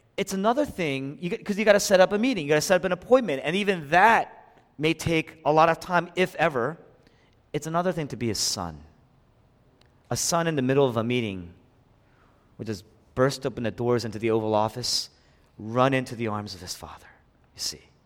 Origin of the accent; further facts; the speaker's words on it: Philadelphia, Pennsylvania, United States; moved away; I was raised here in Philadelphia, but when I came back to the city after eleven years